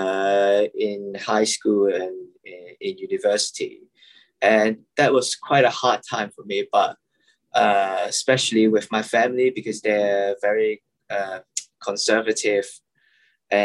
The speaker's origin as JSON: {"language": "English", "country": "Hong Kong", "said": "I'm from Hong Kong"}